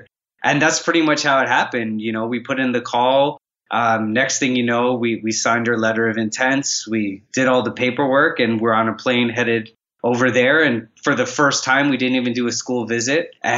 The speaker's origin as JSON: {"language": "English", "town": "Toronto", "region": "Ontario", "country": "Canada", "tie": "born or raised there", "also_born_or_lived": "Trinidad / Vancouver, Canada", "said": "Okay, so I spent a good amount of time in Toronto, Canada, Trinidad as well."}